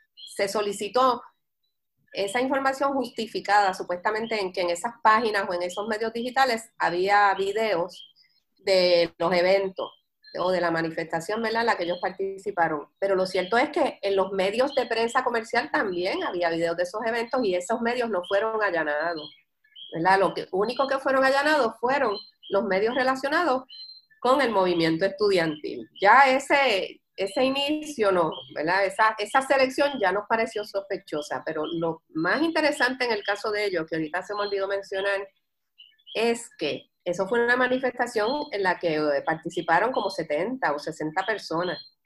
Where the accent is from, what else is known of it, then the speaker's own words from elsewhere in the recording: Puerto Rico; nosotros los puertorriqueños tenemos una identidad cultural fuerte